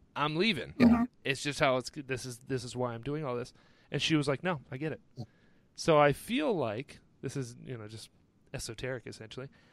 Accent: North Carolina, United States; I'm from North Carolina

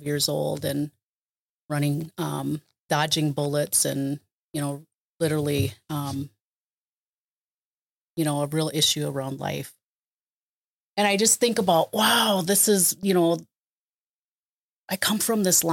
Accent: Pejuhutazizi, Minnesota, United States; I'm Dakota and I come from the place where they dig the yellow medicine

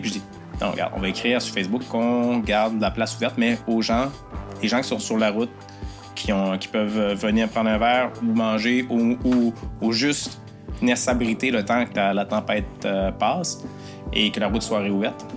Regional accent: Newport, Quebec, Canada; also born or lived in Rimouski; je suis de Newport, je suis gaspésien

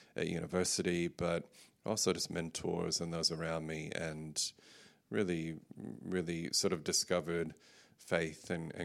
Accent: Texas, United States; accent: mid-Pacific; now in Australia; Yes, my wife calls my accent mid-Pacific now, so it can be confusing. I've spent most of my life in Australia, so the majority of my life I've been here, but I was born and grew up in West Texas, in Central Texas, moved around a bit

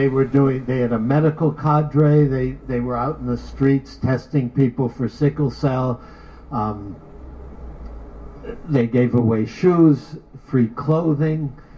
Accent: New York, United States; I came from New York. But I love Oakland.

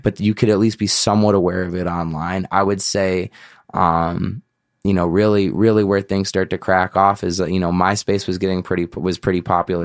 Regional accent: Chicago, Illinois, United States; I was from Chicago

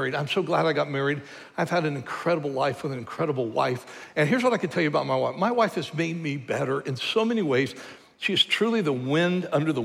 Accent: United States

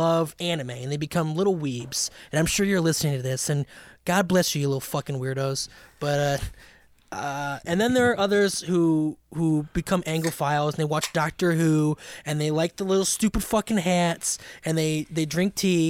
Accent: United States; growing up in America.

